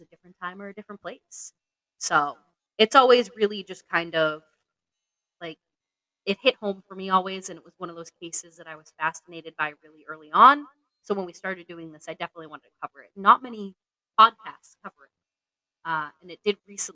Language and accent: English; Plympton, Massachusetts, United States; I grew up in Plimpton, Massachusetts